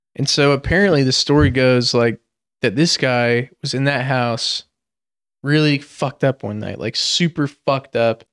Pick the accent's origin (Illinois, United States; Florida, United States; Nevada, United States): Nevada, United States; Reno; moved away as an adult; also born or lived in San Francisco; I'm a kid from Reno